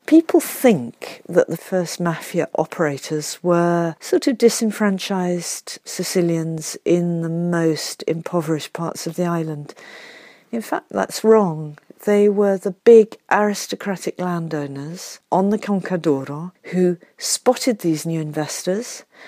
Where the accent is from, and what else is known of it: United Kingdom